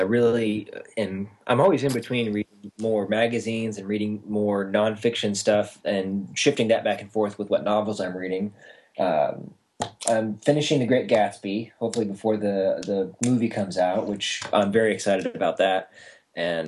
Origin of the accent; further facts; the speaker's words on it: Midwest, United States; I've spent my whole life in the Midwest